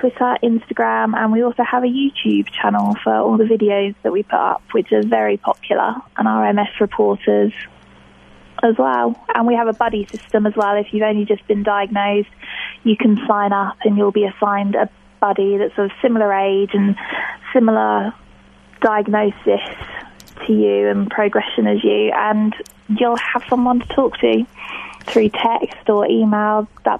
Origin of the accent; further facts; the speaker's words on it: Hampshire, South East England, United Kingdom; I'm from Hampshire, Okay. Which is, we're about 40 minutes from London.